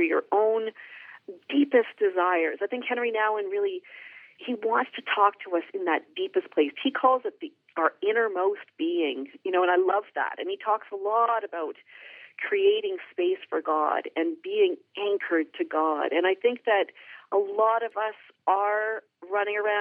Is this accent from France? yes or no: no; Canada; I'm Canadian. I'm not Dutch.